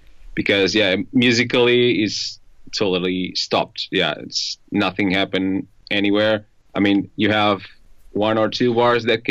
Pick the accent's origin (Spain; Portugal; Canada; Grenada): Portugal; Ponte de Sor, Alentejo; English is a second language; moved away as an adult; now in Lisbon, Portugal; I'm from Alentejo, so I'm Alentejan